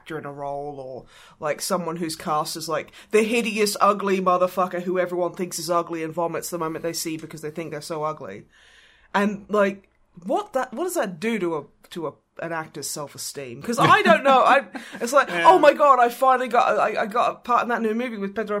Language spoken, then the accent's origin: English; Australia; I'm Australian